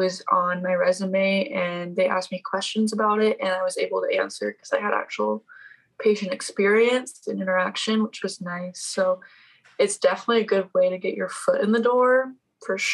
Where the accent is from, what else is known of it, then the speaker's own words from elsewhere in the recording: South Dakota, United States; I'm from South Dakota, which is, yes, people actually live here